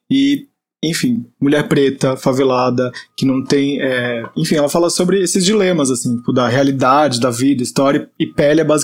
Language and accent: Portuguese; São Paulo, Brazil; Ilia, ela é né? da minha quebrada, da Baixada Santista.